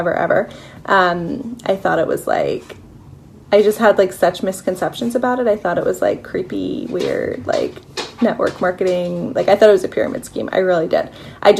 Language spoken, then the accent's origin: English; Philadelphia, Pennsylvania, United States; I am from Philadelphia. I live here with my husband